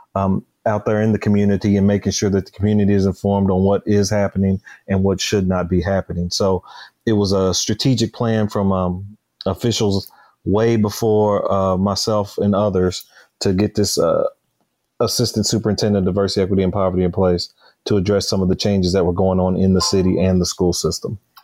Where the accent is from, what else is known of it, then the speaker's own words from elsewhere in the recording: Louisville, Kentucky, United States; Born and raised in Louisville, Kentucky